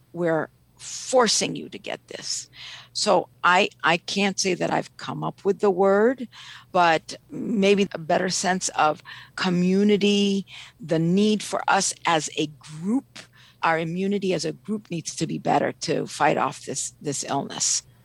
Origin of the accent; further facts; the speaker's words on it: Ethiopia; now in Washington, D.C., United States; I'm originally from Ethiopia.